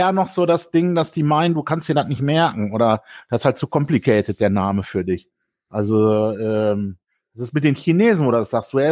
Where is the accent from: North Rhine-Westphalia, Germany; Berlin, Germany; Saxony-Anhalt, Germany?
North Rhine-Westphalia, Germany; Bielefeld; moved away; Ich komme ja aus Bielefeld